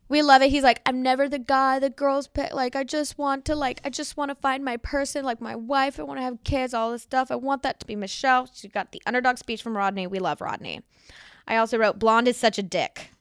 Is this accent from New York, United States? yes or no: yes; New York City, New York, United States; I grew up in the East Village